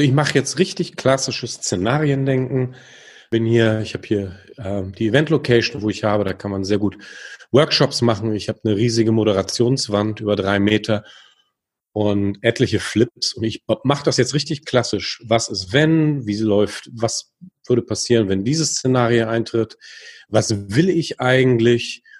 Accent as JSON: {"language": "German", "country": "Germany", "said": "als Deutsche"}